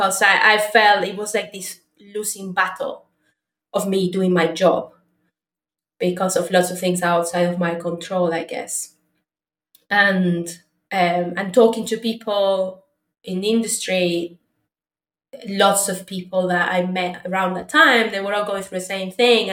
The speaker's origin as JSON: {"language": "English", "country": "Argentina", "moved": "yes", "said": "I'm originally from Argentina"}